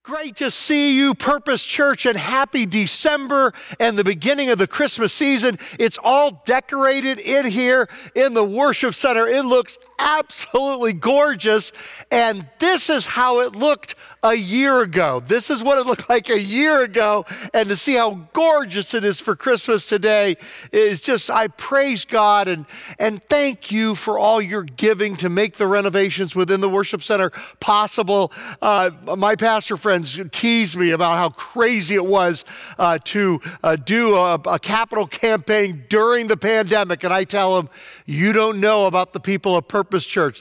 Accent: Prince George, Virginia, United States; moved away; the most famous person from my hometown, Prince George, Virginia, was Larry Brooks

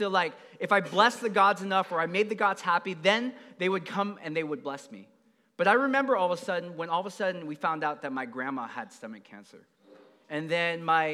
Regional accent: San Jose, California, United States; I grew up in Eastside San Jose

